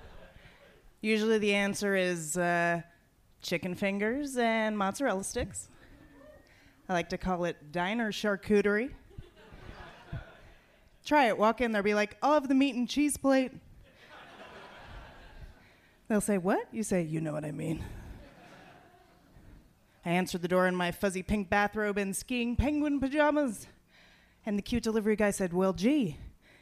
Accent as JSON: {"language": "English", "town": "Washington", "region": "District of Columbia", "country": "United States", "tie": "born or raised there", "said": "I was born in D.C."}